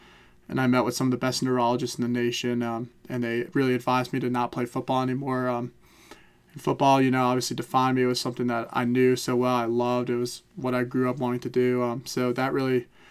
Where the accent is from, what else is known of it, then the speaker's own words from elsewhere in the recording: Glen Rock, New Jersey, United States; moved away as an adult; also born or lived in Chapel Hill, North Carolina; growing up in Glen Rock with two fine parents